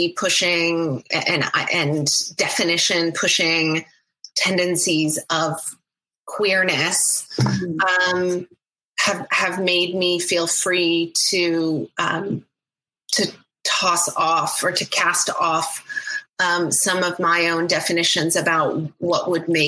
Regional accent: Oklahoma, United States; now in Seattle, United States; I grew up in Oklahoma

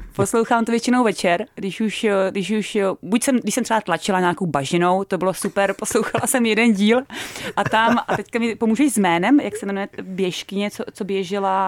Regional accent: Czechia; moved away as an adult; also born or lived in New Zealand / Canada / Malta / Norway; now in Ireland; jako každý Čech

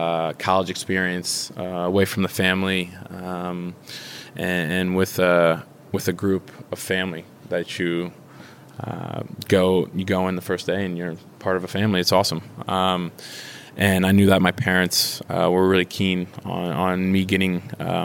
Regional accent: Philadelphia, Pennsylvania, United States; moved away as an adult; also born or lived in Maryland / Germany; playing against Philadelphia Union in my hometown

